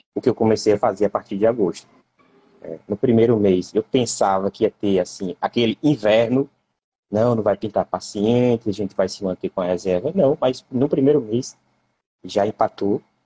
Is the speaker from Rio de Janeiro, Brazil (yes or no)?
no; Cajazeiras, Paraíba, Brazil; now in Jaboatão dos Guararapes, Brazil; Eu nasci em Cajazeiras, pertinho do Ceará